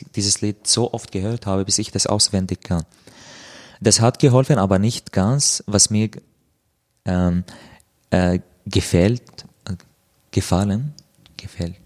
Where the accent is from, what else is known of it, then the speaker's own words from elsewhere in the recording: Damascus, Damascus Governorate, Syria; German is a second language; moved away as an adult; now in Austria; komme aus Syrien, äh, aus Damaskus, lebe seit vier Jahren in Österreich